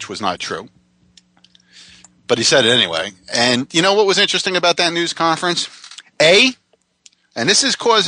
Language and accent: English; Jackson Township, United States; my hometown Jackson Township high school newspaper